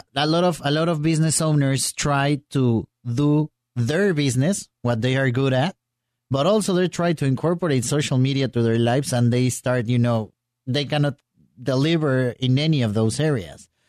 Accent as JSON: {"language": "English", "region": "Mexico City", "country": "Mexico", "moved": "yes", "lives_now": "Mérida, Mexico", "said": "I'm from Mexico City, but I live in Mérida, Yucatán"}